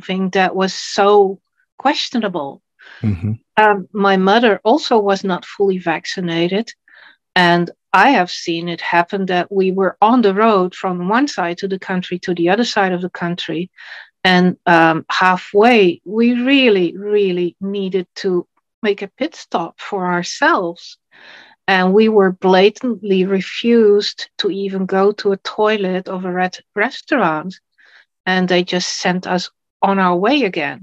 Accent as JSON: {"language": "English", "country": "Netherlands", "said": "I'm from the Netherlands, and I'm a writer, a poet, a photographer, translator, and political networker."}